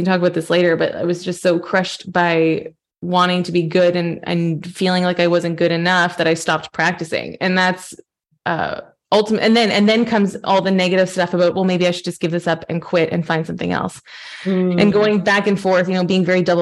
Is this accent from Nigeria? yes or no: no; Canada; moved away as an adult; now in Europe; I'm Canadian. I'm a pianist, a classical pianist, and I moved over to Europe 10 years ago this summer.